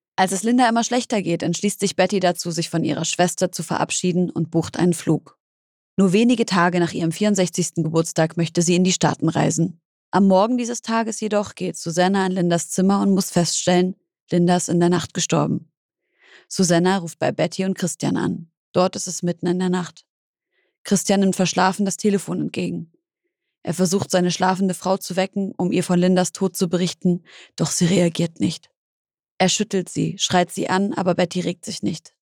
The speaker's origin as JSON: {"language": "German", "town": "Leipzig", "region": "Saxony", "country": "Germany", "tie": "born or raised there", "also_born_or_lived": "Syria", "said": "Ich bin in Leipzig gewonnen, aufgewachsen, komme ursprünglich aus Syrien"}